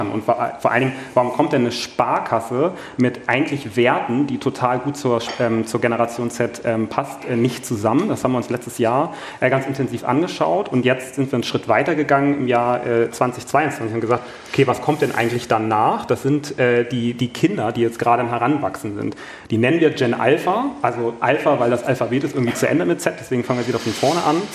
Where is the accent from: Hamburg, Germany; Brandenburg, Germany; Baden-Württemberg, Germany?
Hamburg, Germany; moin, ich komme aus Hamburg, da wo der SAP auch ist.